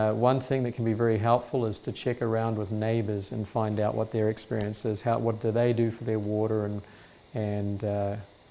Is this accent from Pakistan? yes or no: no; New Zealand; moved away; So I come from New Zealand. This is the area where I used to live